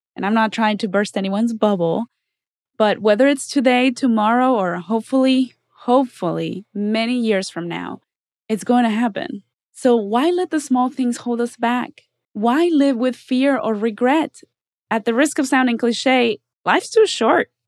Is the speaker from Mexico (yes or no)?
yes; Mexico; now in Los Angeles, United States; I'm from Mexico.